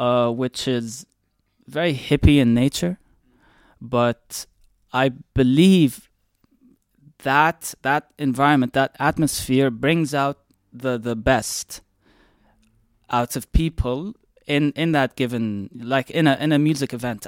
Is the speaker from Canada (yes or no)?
no; Dubai, United Arab Emirates; I was born and raised here in Dubai